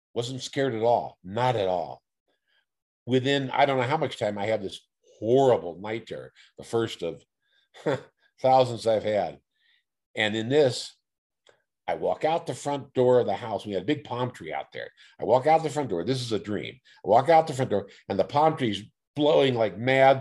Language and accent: English; Oakland, California, United States; I was raised in Oakland, uh, single mom raised me, raised in East Oakland